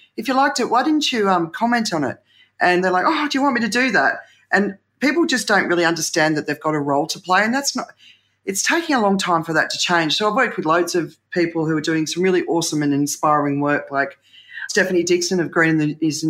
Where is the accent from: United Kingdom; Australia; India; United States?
Australia; I grew up in Australia with the tall poppy syndrome